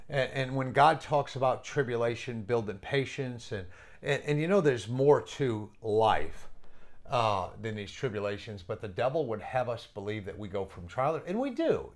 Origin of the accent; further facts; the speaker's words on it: New England, United States; I'm from New England, and I don't know why I talk fast, but I do. It's, it's just part of coming up in New England